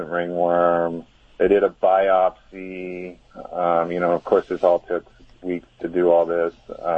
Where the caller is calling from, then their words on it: California, United States; Rio Grande, California.